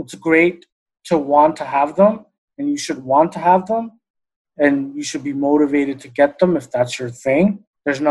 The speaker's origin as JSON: {"language": "English", "region": "New York", "country": "United States", "tie": "born or raised there", "said": "growing up in New York"}